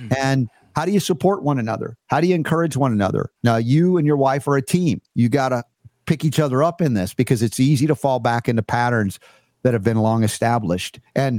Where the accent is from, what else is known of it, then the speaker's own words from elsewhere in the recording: Georgia, United States; I learned this from growing up in the Deep South in Georgia